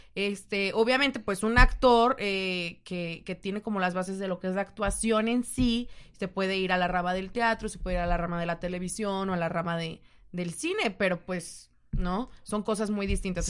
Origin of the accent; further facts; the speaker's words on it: Mexico; uno como mexicano